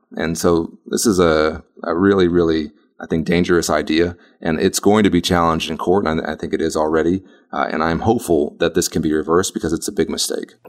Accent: Texas's 32nd district, United States; I'm running here in my home. It's my hometown where I was born and raised

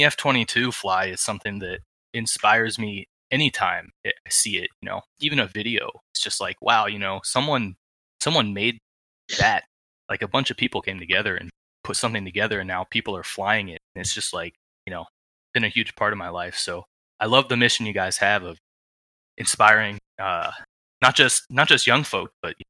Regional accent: Marietta, Georgia, United States; I grew up in Marietta, Georgia

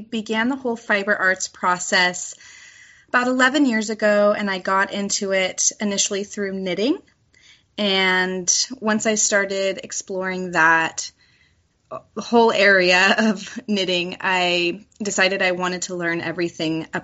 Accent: California, United States; also born or lived in Washington State; I'm from California

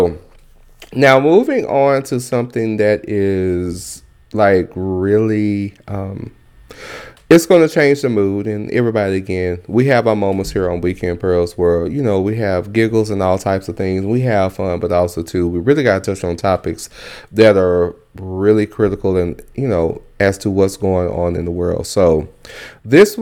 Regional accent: Dallas, Texas, United States; I grew up in South Dallas, right there on Pine Street, 3715 Pine Street

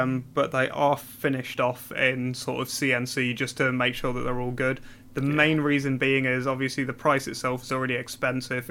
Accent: Newcastle upon Tyne, North East England, United Kingdom; moved away as an adult; now in London, United Kingdom; I'm originally from Newcastle.

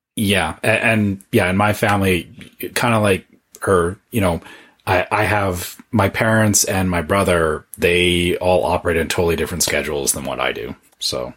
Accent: Canada; being a Canadian

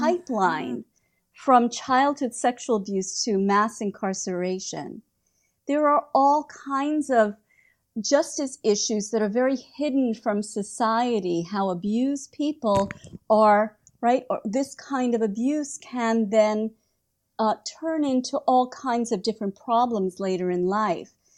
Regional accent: United States; also born or lived in Prague; I'm an American

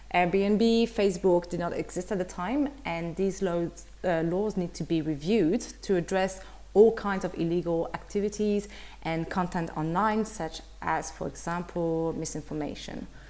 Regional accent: Brussels, Brussels-Capital Region, Belgium; Belgian from Brussels

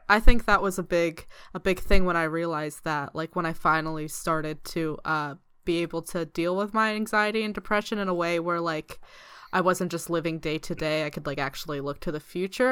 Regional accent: East Coast, United States; moved away as an adult; now in United Kingdom; I'm from the East Coast

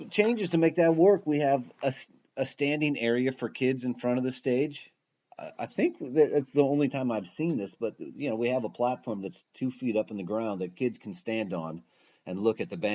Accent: Seattle, Washington, United States; moved away as an adult; also born or lived in Bellingham / Philadelphia; I'm from Seattle, so I moved to Bellingham.

